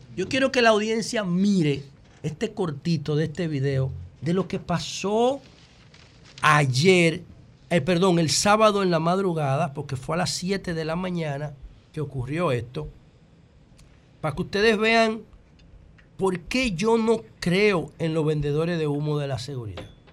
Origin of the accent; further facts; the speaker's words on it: Dominican Republic; como dominicano